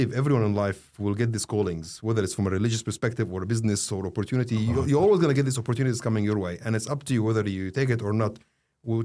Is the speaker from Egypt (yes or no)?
yes; Egypt; I was like, I'm from Egypt.